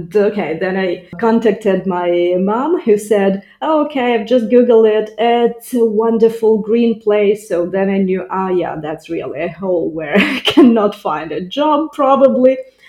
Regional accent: Ukraine; first language Russian; English is a second language; moved away as an adult; also born or lived in Italy; now in Dessau, Germany; I'm originally from Ukraine. Now I live in Dessau, that's central eastern Germany, around 100 kilometers from Berlin. And it's not my first country where I'm living abroad.

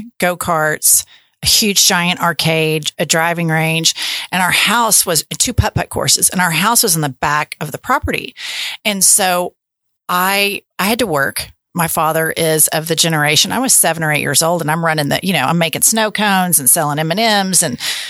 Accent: Oklahoma City, Oklahoma, United States; also born or lived in Dallas, Texas; around second grade, my dad bought a business on Southwest 119th in between Penn and May

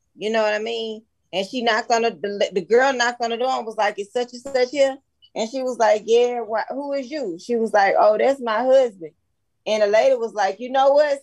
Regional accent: Baton Rouge, Louisiana, United States; I'm from Baton Rouge

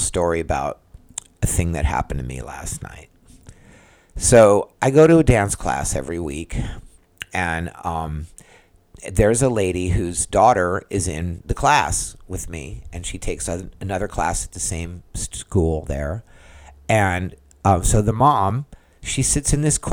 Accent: San Diego, California, United States; now in Central Florida, United States; I'm from San Diego originally

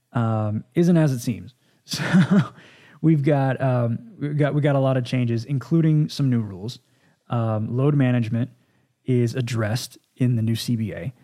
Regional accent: Dallas, Texas, United States; the Dallas Cowboys, Again, this is my hometown.

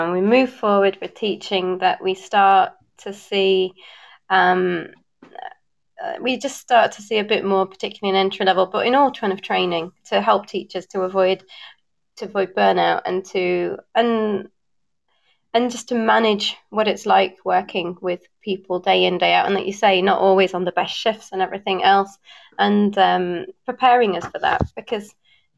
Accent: Bradford, Yorkshire and the Humber, United Kingdom; also born or lived in north of Portugal; now in Portugal; I'm from Bradford, so actually I'm used to cutting vowels

